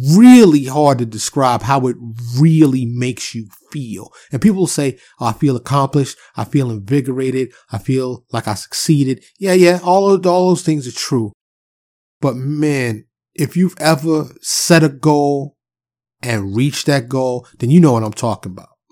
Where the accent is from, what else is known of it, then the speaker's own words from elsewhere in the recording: New York City, New York, United States; I'm from New York City, so I grew up having them giant, warm pretzels out the cart on the corner